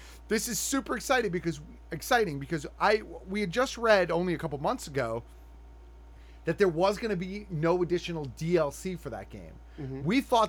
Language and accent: English; New York City, New York, United States; I came from Staten Island.